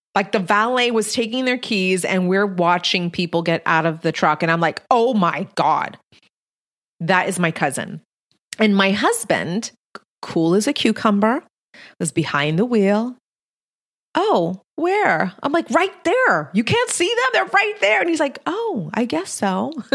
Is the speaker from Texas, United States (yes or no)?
yes; Texas-Mexican border, United States; I'm Mexican-American, born and raised on the Texas-Mexican border